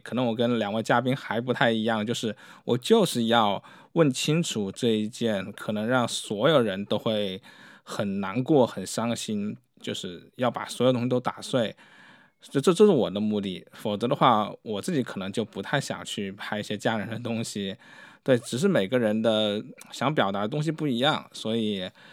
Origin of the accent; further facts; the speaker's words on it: China; 特别是对于我们中国人